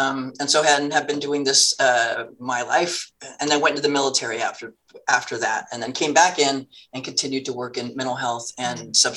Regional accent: Turlock, California, United States; we're both Californians. She's from Oroville. I was from Turlock.

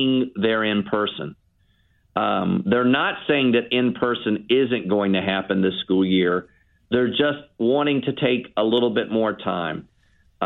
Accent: Tidewater, Virginia, United States; also born or lived in Washington, D.C. area / Lynchburg, Virginia; Well, I'm a native Virginian. I was raised in Tidewater.

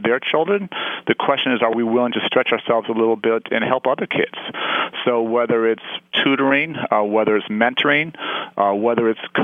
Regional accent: Chicago, Illinois, United States; my hometown of Chicago

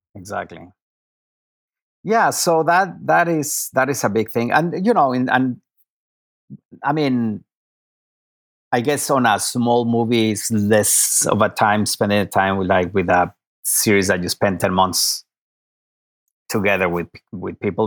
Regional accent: Mexico City, Mexico; moved away as an adult; now in Los Angeles, United States; I am from Mexico City

